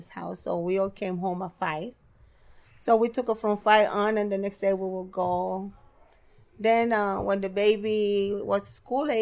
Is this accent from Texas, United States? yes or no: no; New York City, New York, United States; also born or lived in Elmhurst, Queens / Red Hook, Brooklyn; my whole family was right here in Brooklyn because I grew up in Brooklyn